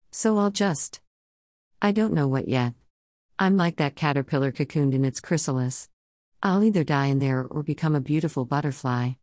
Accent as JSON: {"language": "English", "country": "United States", "moved": "as an adult", "lives_now": "United Kingdom", "said": "Being that American in the U K"}